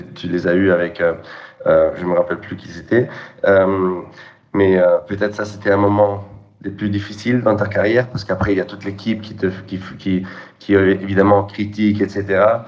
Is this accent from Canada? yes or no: no; France; nous en tant que Français